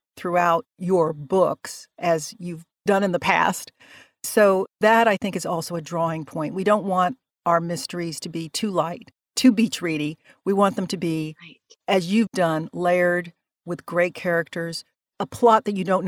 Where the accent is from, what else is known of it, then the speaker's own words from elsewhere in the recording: Atlanta, Georgia, United States; I grew up in the South and my parents were both Puerto Rican. I was born in Atlanta